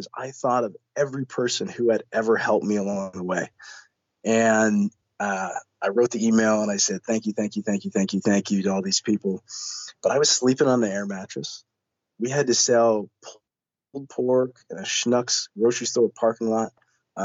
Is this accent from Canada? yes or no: yes; Canada; as a Canadian